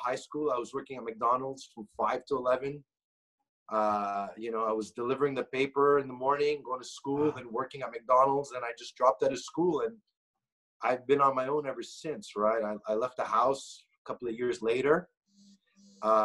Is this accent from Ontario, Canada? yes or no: no; Montreal, Quebec, Canada; I'm from Montreal, Canada. My parents are originally from Greece. I was born here. I studied, I grew up in Montreal